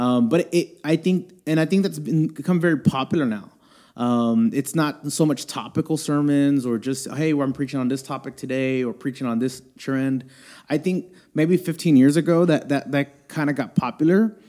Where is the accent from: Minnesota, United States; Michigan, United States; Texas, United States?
Texas, United States; Houston; I'm born and raised in Houston, uh, here in Houston, Texas.